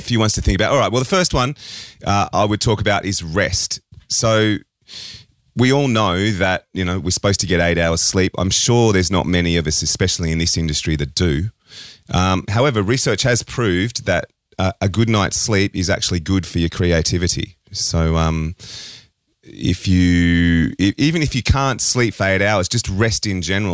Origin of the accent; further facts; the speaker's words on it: Australia; an Australian